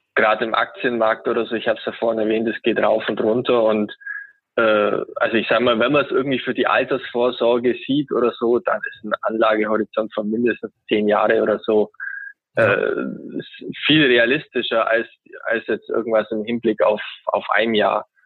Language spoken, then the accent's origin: German; Augsburg, Bavaria, Germany; ich komme aus Augsburg, einer Bundesliga-Stadt